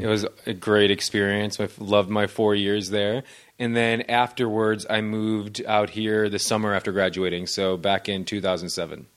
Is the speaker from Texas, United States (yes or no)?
no; Naperville, Illinois, United States; moved away as an adult; also born or lived in Boston; now in Los Angeles, United States; I'm originally from Naperville, Illinois.